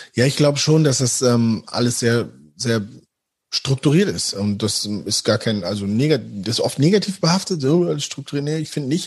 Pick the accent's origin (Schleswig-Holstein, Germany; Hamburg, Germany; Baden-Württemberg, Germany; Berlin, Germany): Hamburg, Germany; moved away as an adult; also born or lived in Osnabrück; now in Dortmund, Germany; weil es meine Heimatstadt ist